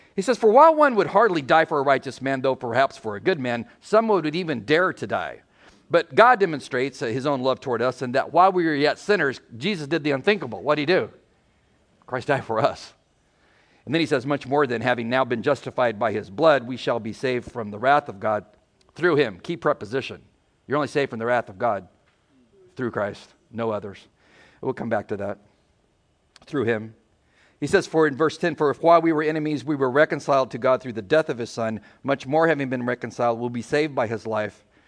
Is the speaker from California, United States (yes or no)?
yes; San Diego, California, United States; moved away; We're from San Diego.